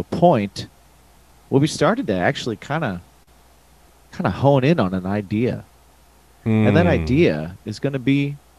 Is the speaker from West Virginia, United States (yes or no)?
no; Indiana, United States; we're both from Indiana.